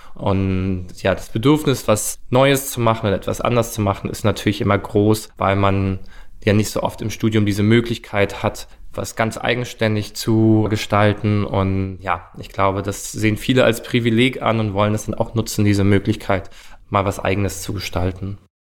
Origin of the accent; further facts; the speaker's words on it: Stuttgart, Baden-Württemberg, Germany; moved away as an adult; now in Berlin, Germany; Ich komme ursprünglich aus Stuttgart, wohne jetzt aber seit sechseinhalb Jahren in Berlin